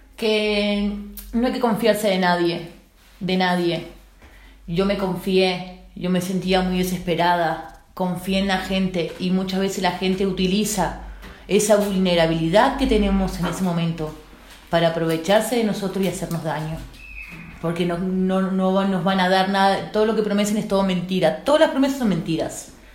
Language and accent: Spanish; Uruguay; moved away as an adult; now in Spain; soy de Uruguay